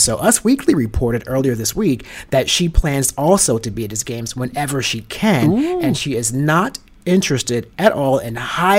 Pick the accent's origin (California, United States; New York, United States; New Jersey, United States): New Jersey, United States; Teterboro Airport in New Jersey, my hometown.